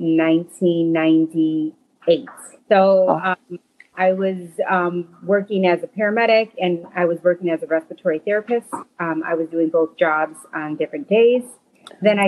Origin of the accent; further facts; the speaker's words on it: Chicago, Illinois, United States; I am from South Chicago. I grew up on 94th and Commercial